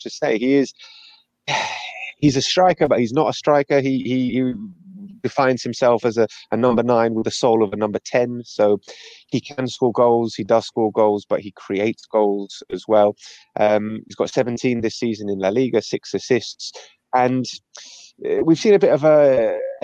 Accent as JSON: {"language": "English", "region": "London", "country": "United Kingdom", "moved": "as an adult", "lives_now": "Madrid, Spain", "said": "Obviously, I'm from London. I lived in London for 28 years and then I moved here 9 years ago"}